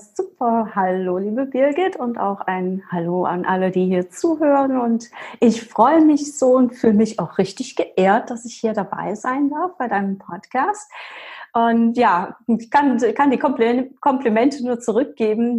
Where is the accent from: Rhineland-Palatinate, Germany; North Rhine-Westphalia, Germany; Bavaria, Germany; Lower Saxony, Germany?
Rhineland-Palatinate, Germany; Ich komme aus der Pfalz